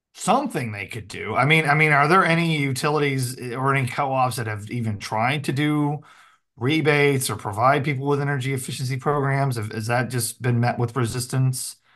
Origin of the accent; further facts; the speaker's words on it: the Ozarks, United States; I'm a hick from the Ozarks